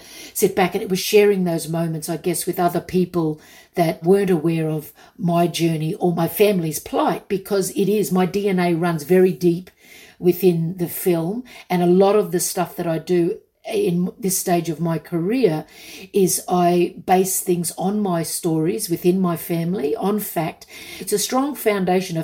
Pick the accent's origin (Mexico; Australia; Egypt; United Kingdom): Australia; I grew up on Westerns because in my small country town, we only had two channels.